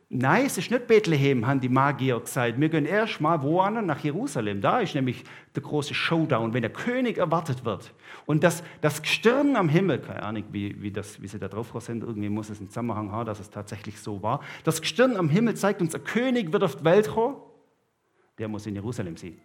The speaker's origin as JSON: {"language": "German", "region": "Southern Germany", "country": "Germany", "moved": "yes", "lives_now": "Switzerland", "said": "ich als Süddeutscher"}